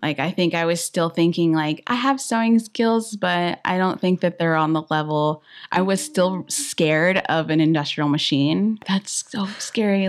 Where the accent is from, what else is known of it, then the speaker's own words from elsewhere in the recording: Inland Empire, California, United States; I'm from Inland, um, area